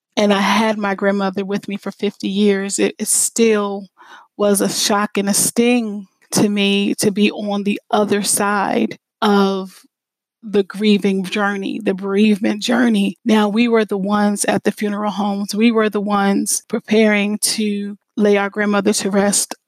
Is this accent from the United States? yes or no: yes; Lancaster, Pennsylvania, United States; moved away as an adult; I grew up in the Lancaster area